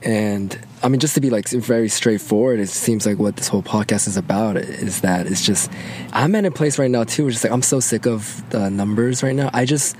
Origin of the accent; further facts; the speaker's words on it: Atlanta, Georgia, United States; also born or lived in Guam; I was born in Guam. That's like my go-to fun fact. I lived there for about 4 years, and then I moved to Atlanta, Georgia. And I've been here for, over 20 years now. So Atlanta's home.